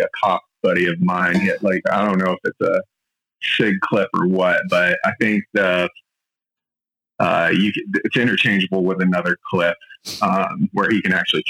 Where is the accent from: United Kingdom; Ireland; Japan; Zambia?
Japan; Yokosuka, Kanagawa; born there; also born or lived in Europe / Middle East; I was born in Yokosuka, Japan, on a military base. Both my parents were in the army. I grew up all around the world, kind of a potted plant.